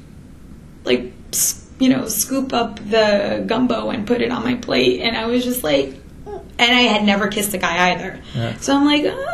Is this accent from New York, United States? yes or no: yes; New York City, New York, United States; as a New Yorker